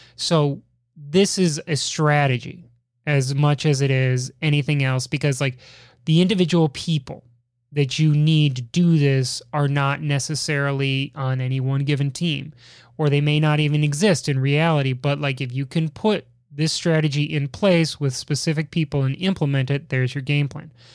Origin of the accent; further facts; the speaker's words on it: Chicago, Illinois, United States; my hometown of Chicago